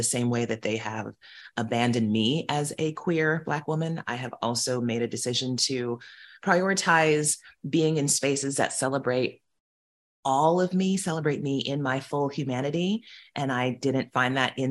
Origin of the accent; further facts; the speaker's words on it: United States; moved away; I am American